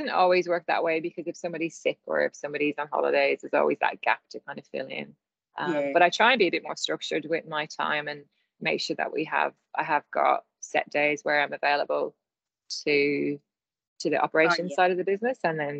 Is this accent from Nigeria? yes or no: no; Ireland; But you know, I am Irish, so I think a skill of mine. I can ramble on.